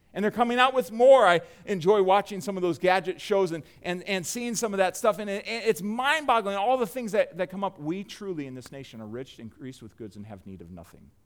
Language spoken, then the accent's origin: English; United States; us as Americans